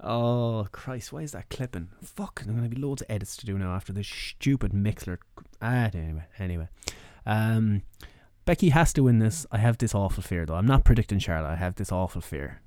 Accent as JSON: {"language": "English", "country": "Ireland", "said": "as Irish people"}